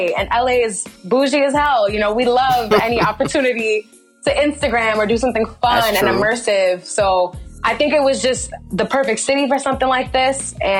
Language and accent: English; New York City, New York, United States; now in Los Angeles, United States; As someone who's living in LA right now, disclaimer, I'm actually from Brooklyn, New York